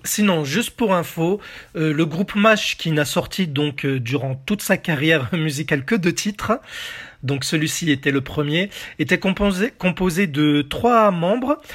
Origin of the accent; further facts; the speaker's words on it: France; chez nous en France